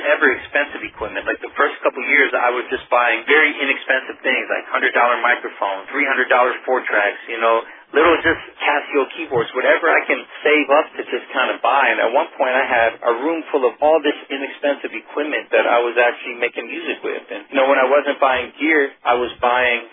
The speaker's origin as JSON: {"language": "English", "town": "Peoria", "region": "Illinois", "country": "United States", "said": "I'm originally from Peoria, Illinois."}